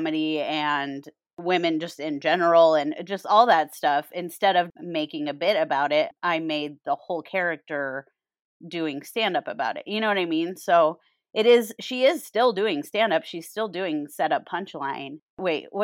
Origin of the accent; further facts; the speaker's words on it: Colorado, United States; moved away as an adult; also born or lived in Wyoming / Florida / Arizona / Chicago; now in Los Angeles, United States; I was born and grew up suburbs of Colorado